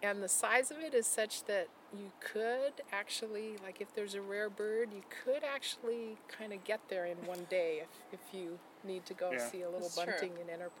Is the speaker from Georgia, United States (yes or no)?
no; Portland, Oregon, United States; So I was born in Portland, and I've lived in Oregon all my life, even though I've worked in other places.